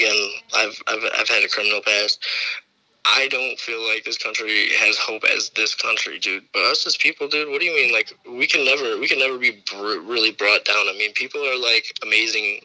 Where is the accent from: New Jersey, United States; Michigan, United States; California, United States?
Michigan, United States; Detroit; I grew up in Detroit